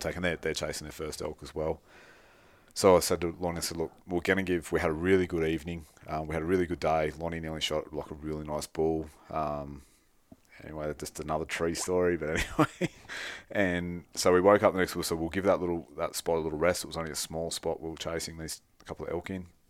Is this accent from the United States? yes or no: no; Australia; we're Australian, it doesn't snow in Australia very much